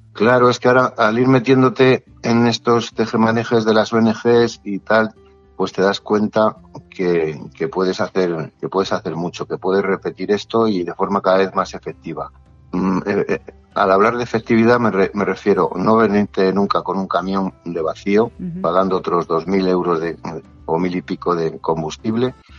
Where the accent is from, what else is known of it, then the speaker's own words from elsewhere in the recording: Torrelodones, Community of Madrid, Spain; aquí en Torrelodones, que es de donde yo soy